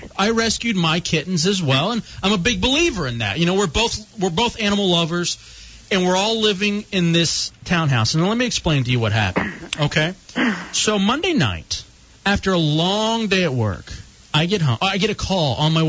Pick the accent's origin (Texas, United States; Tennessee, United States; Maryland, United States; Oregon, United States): Texas, United States; Grand Prairie; moved away; I grew up in Texas in the Dallas area, Grand Prairie.